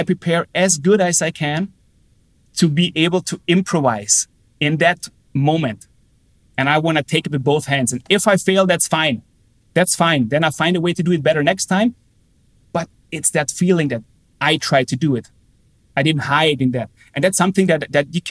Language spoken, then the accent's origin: English; Austria; moved away as an adult; also born or lived in Germany / United States; a professional hockey team in Austria, my hometown, where I came from